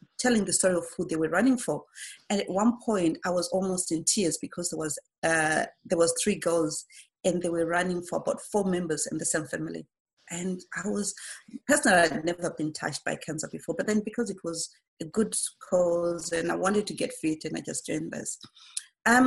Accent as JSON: {"language": "English", "country": "Zimbabwe", "tie": "born or raised there", "moved": "yes", "lives_now": "United Kingdom", "said": "I was born in 1977 in Zimbabwe."}